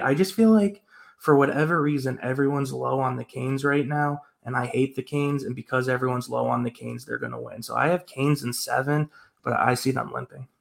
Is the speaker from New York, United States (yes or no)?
yes; New York, United States; growing up in New York